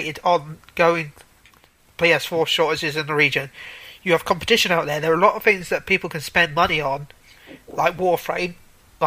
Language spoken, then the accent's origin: English; United Kingdom; I am British